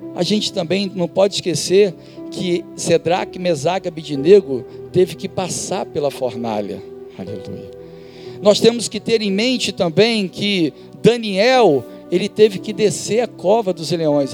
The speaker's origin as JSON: {"language": "Portuguese", "town": "Duque de Caxias", "region": "Rio de Janeiro", "country": "Brazil", "tie": "born or raised there", "said": "da minha infância eu estudava em Duque de Caxias, em Duque de Caxias, no Rio de Janeiro"}